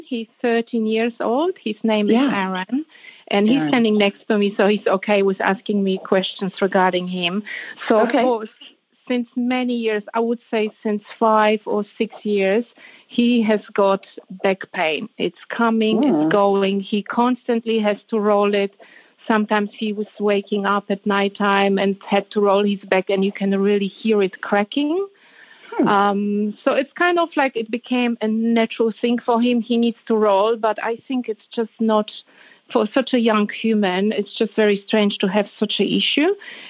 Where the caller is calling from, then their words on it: Sydney, New South Wales, Australia; I'm calling from Australia, from Sydney.